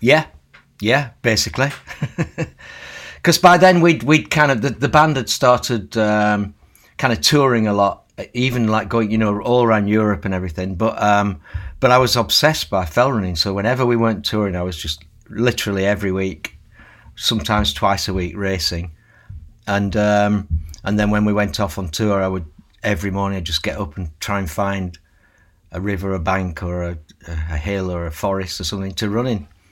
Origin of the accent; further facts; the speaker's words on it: Lancashire, North West England, United Kingdom; When I was growing up in Lancashire